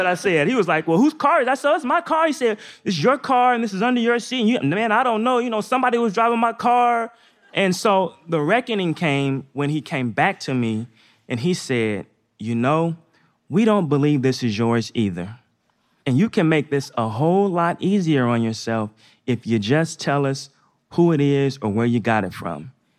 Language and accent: English; Northeast, United States; So I grew up in the Northeast. I played basketball just like all the other kids when I was young.